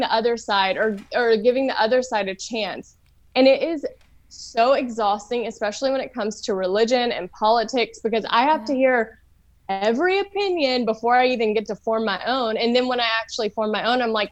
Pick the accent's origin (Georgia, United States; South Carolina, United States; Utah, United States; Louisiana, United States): Louisiana, United States; also born or lived in California; now in Los Angeles, United States; So I'm from Louisiana. I'm from the South, and I grew up, I grew up in the church